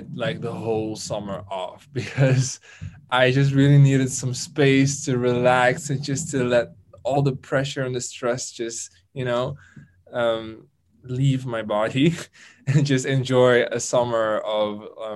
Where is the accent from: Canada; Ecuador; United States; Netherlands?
Netherlands; it was in my home country